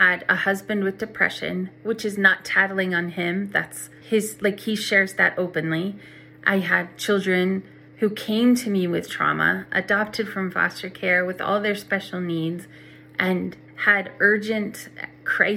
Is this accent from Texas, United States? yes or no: no; Oklahoma, United States; I'm from Oklahoma